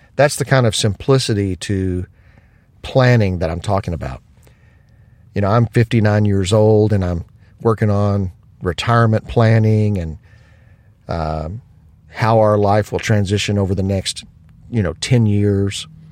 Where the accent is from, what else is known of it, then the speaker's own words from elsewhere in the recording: United States; as an American